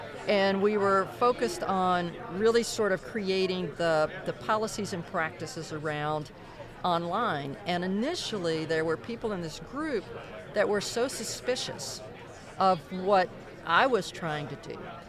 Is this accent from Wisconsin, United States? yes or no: no; Corsicana, Texas, United States; Well, so understand, my hometown is in Corsicana, Texas. and small town of 20,000 people. I haven't lived there in more than 25 years, and I've lived since then border to border and coast to coast.